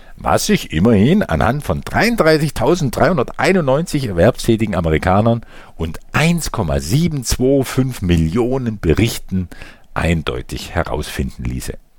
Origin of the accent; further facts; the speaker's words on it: Germany; bei uns in Deutschland